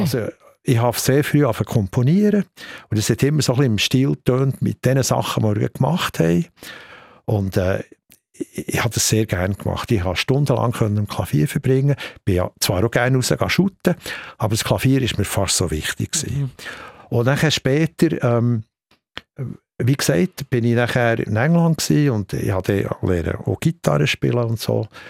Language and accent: German; Bern, Switzerland; weil ich Berner bin.